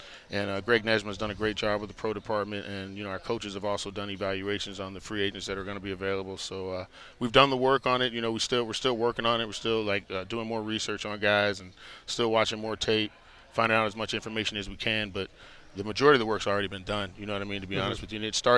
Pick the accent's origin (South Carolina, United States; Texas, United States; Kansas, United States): Texas, United States; Dallas; also born or lived in Miami; Actually, I grew up in Dallas and in Miami.